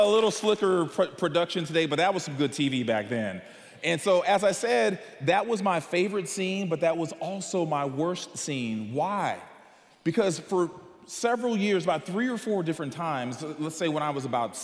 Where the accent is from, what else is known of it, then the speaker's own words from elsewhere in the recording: Bryan-College Station, Texas, United States; I grew up in Bryan College Station just up the road